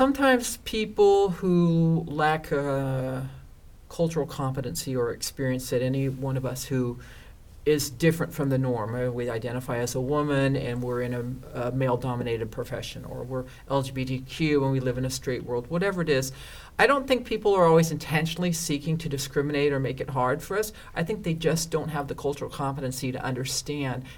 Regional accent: Northern California, United States; also born or lived in Los Angeles, California; now in Orange County, United States; I'm originally from Northern California

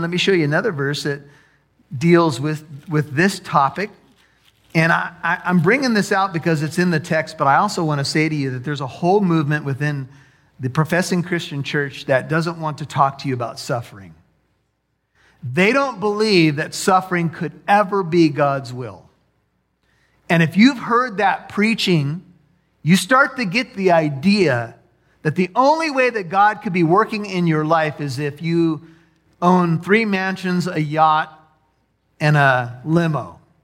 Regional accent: United States; as American

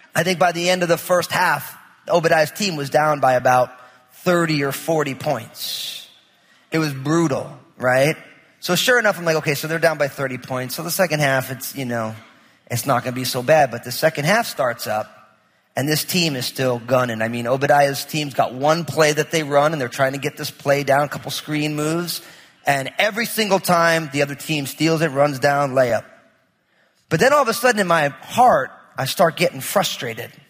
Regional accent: New Jersey, United States; I'm from New Jersey, so it's like nothing's quiet

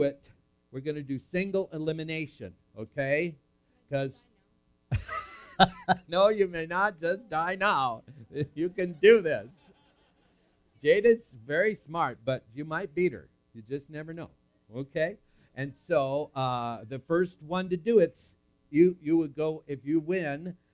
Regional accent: Fergus Falls, Minnesota, United States; born or raised there

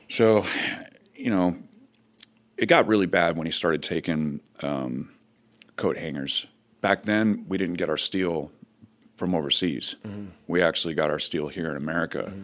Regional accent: Fresno, California, United States; I grew up in Fresno, California

